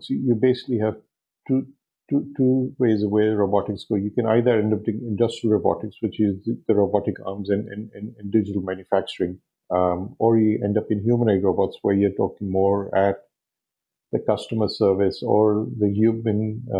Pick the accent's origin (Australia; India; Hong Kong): Hong Kong; now in Dubai, United Arab Emirates; I grew up in Hong Kong